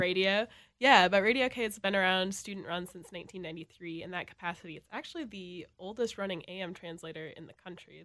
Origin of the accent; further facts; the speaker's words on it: Elk River, Minnesota, United States; now in Minneapolis, United States; I'm from, like, the North Metro in Elk River.